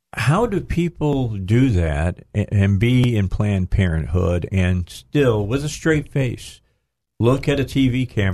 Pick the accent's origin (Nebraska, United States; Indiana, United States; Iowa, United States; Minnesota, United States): Indiana, United States; Northwest; moved away as an adult; now in Arkansas, United States; I'm from Northwest Indiana.